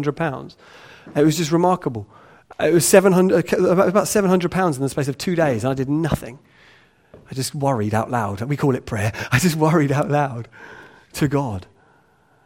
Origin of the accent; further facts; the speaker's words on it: England, United Kingdom; we're English